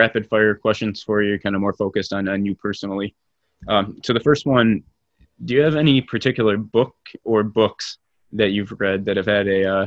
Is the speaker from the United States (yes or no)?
yes; Michigan, United States; I grew up in Michigan, right? Went to U of M, left the state for a couple of years afterwards and came back, and now I'm working in the area